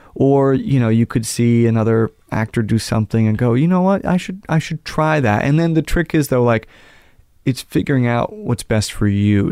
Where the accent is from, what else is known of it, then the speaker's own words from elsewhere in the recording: Manhattan and then Connecticut, United States; I grew up in Manhattan and then Connecticut.